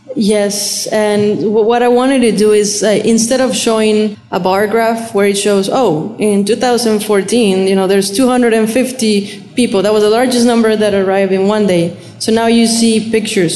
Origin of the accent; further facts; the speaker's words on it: Monterrey, Nuevo León, Mexico; now in Rio Grande Valley, United States; i grew up in uh, monterrey okay. um, Nuevo León